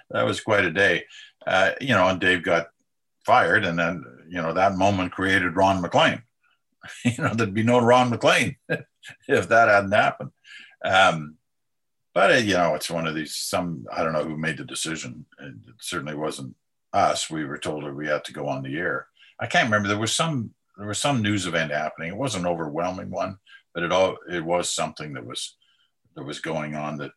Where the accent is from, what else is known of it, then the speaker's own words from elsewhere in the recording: Ottawa, Ontario, Canada; also born or lived in England / Southeast Asia; I grew up in Ottawa after we moved to Canada